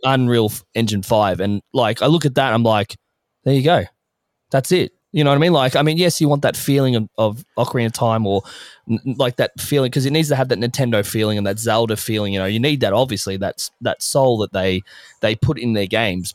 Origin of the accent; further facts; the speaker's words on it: Australia; as an Australian